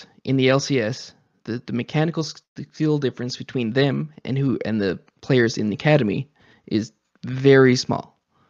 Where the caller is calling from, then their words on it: Newfoundland and Labrador, Canada; Newfoundland, Canada.